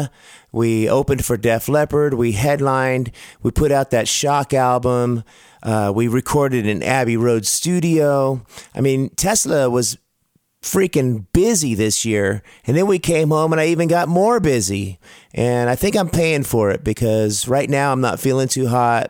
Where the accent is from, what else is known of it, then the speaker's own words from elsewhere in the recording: Sacramento, California, United States; my hometown of Sacramento, California